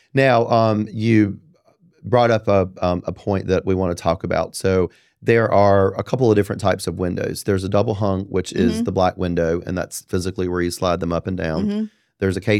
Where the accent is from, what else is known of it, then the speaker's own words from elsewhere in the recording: Apex, North Carolina, United States; You know, I'm from Apex. That's what we do.